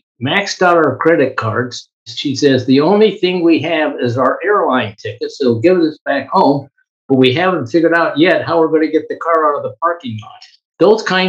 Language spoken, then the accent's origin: English; Las Vegas, Nevada, United States; I grew up in Las Vegas, Nevada